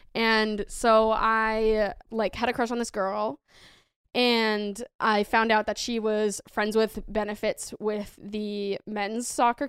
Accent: Massachusetts, United States; I'm from Massachusetts, big Sox fan.

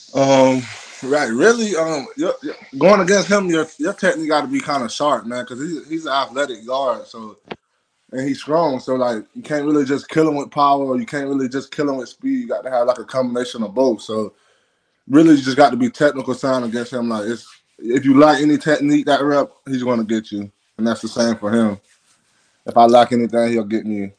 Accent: Florida, United States; born or raised there

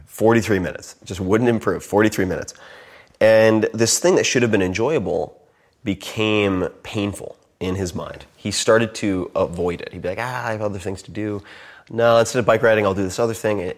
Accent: Long Island, New York, United States; I'm from Long Island.

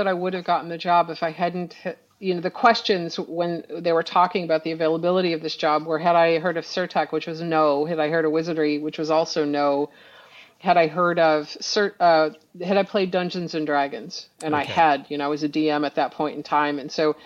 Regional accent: New York, United States; I speak fast because I'm from New York

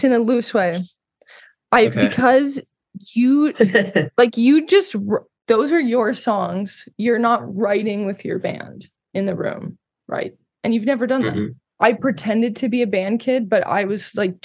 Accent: Montana, United States; also born or lived in Los Angeles; I grew up in Montana mainly

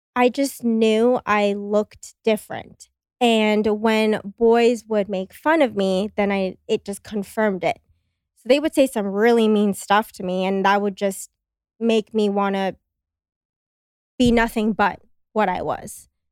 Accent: Los Angeles, California, United States; moved away as an adult; now in Austin, United States; I grew up in Los Angeles

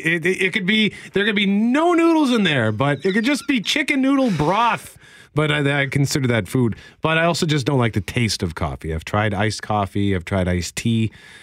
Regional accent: Winnipeg, Manitoba, Canada; I was walking home from the Comic Factory in Transcona.

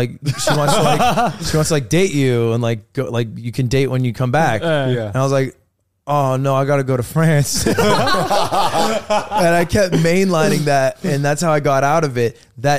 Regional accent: United States; Yeah, I'm first gen. I'm the only person in my family tree ever born in America.

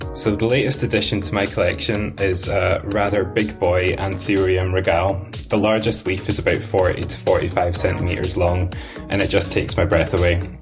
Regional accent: Stirling, Scotland, United Kingdom; I'm from Stirling in Scotland

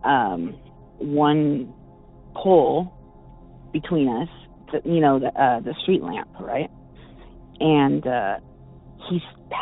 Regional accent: Bay Area, California, United States; I'm from the Bay Area

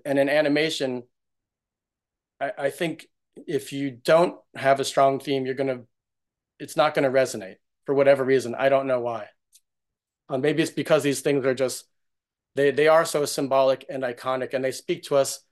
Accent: New York, United States; I, I grew up in New York's, in New York

